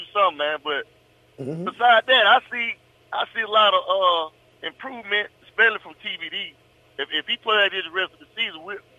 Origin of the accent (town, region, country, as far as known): Decatur, Georgia, United States; born or raised there